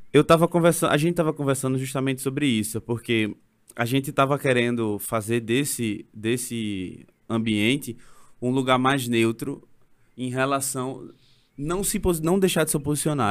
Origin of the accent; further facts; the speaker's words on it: Recife, Pernambuco, Brazil; eu sou da, da periferia, eu sou do Ibura